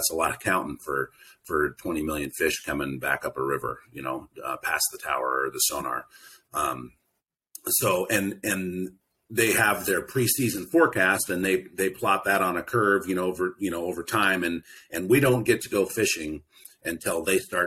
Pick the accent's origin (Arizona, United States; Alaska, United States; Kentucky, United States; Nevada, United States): Alaska, United States; Cordova; I grew up in Cordova.